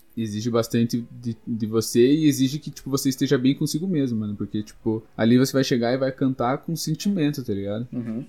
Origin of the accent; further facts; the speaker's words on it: Curitiba, Paraná, Brazil; Sou daqui de Curitiba, moro no bairro Santa Felicidade